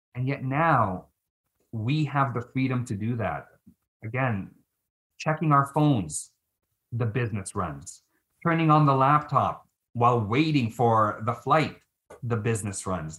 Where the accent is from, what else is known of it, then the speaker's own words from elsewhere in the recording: Philippines; now in Canada; I'm Filipino